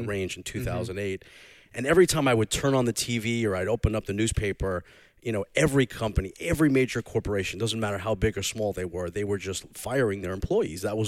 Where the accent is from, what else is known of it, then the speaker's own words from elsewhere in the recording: North Shore, Long Island, New York, United States; accent: Long Island; my Long Island accent, but I'm from the North Shore, not the South Shore, so it's a little more subdued.